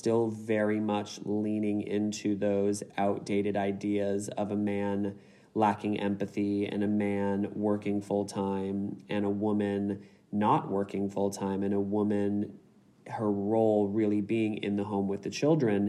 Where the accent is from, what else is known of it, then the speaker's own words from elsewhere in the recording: United States; now in Sydney, Australia; as an American